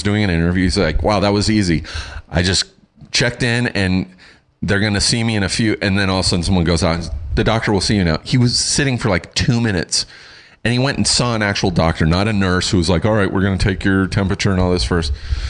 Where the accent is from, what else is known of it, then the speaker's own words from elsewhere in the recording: United Kingdom; I'm British. I'm hardy.